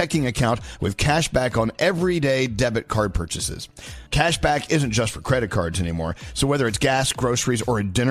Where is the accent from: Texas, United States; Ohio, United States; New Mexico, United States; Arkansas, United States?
Texas, United States; I'm from Texas.